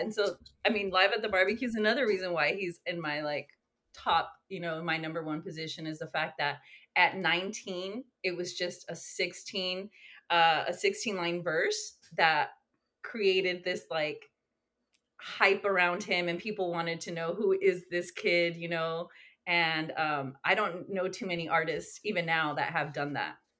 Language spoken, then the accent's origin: English; West Coast, United States; moved away as an adult; now in Long Beach, United States; I'm, I'm from the West Coast